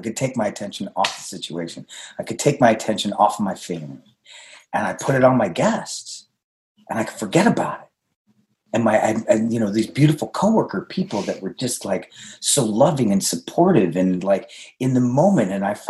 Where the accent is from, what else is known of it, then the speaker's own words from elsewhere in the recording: India; in my home, when I was growing up, I'm Indian, and, you know, food is love.